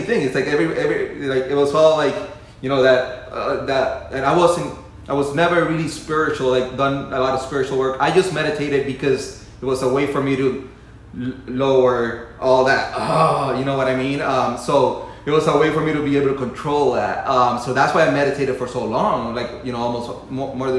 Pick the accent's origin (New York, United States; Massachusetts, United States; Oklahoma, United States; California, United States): Massachusetts, United States; Western; also born or lived in Puerto Rico; where I was raised, it was a small town in Western Massachusetts